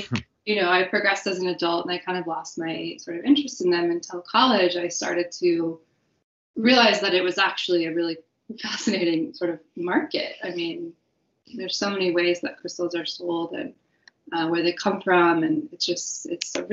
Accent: Wyoming, United States; growing up in Wyoming

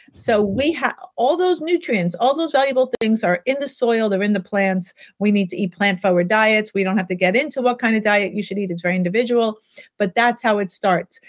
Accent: New York City, New York, United States; I grew up in Manhattan

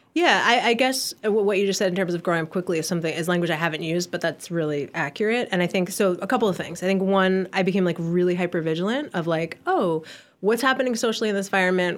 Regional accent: Ann Arbor, Michigan, United States; I was born in Ann Arbor, Michigan in nineteen eighty-two

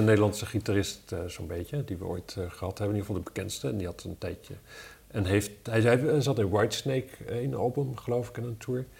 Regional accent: Wapserveen, Drenthe, Netherlands; now in Amsterdam, Netherlands; Ik kom, ik kom uit Wapser Veen oorspronkelijk.

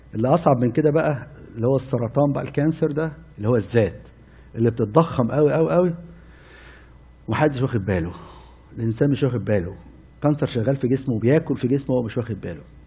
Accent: Cairo, Cairo Governorate, Egypt; عندنا في مصر قديمه

